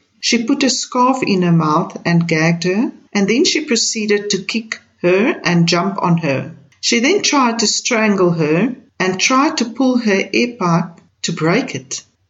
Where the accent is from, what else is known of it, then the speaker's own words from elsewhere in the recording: South Africa; I, as a South African, strongly condemn these racist attacks on our people.